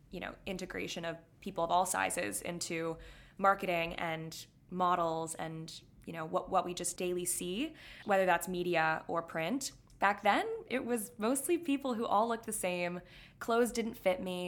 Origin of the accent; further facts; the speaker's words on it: Florida, United States; now in New York City, United States; growing up in Florida